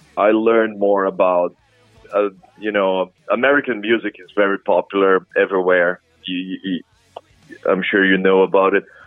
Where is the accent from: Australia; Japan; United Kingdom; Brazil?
Brazil; moved away as an adult; now in New Orleans, United States; I'm from Brazil originally